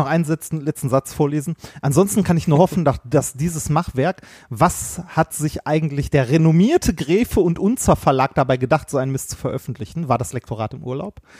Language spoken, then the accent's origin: German; Essen, North Rhine-Westphalia, Germany; also ich bin ja in Stoppenberg zur Schule gegangen, direkt an der Grenze zu Gelsenkirchen